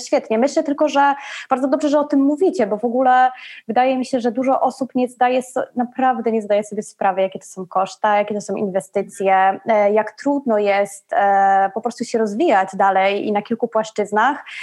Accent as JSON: {"language": "Polish", "town": "Kraków", "region": "Lesser Poland", "country": "Poland", "moved": "yes", "lives_now": "Rome, Italy", "said": "w Krakowie, gdzie, gdzie skąd, skąd jestem"}